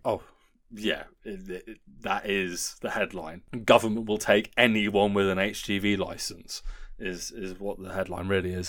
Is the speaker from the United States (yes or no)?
no; Guildford, South East England, United Kingdom; my hometown